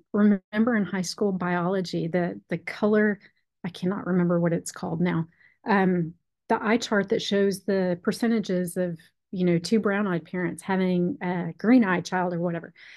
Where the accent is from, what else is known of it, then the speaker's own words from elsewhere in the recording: Texas, United States; when I was growing up in Texas